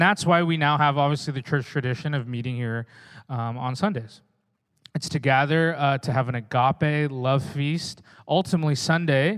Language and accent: English; Oregon, United States; also born or lived in Redding, California; now in Newburgh, United States; I'm from Oregon